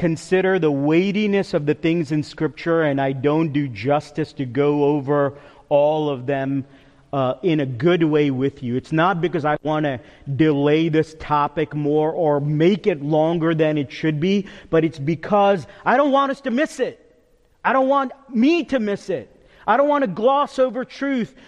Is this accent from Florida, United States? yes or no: no; New York, United States; moved away; also born or lived in Cedarville College; I can go as a New Yorker a mile a minute